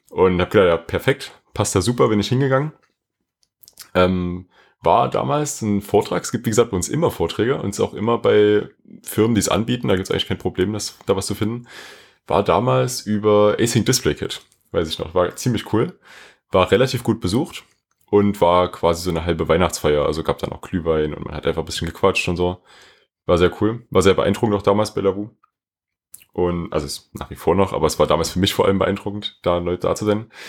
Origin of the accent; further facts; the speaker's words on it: Dresden, Saxony, Germany; Ich bin aus Dresden. Ich denke, der eine oder andere weiß das vielleicht.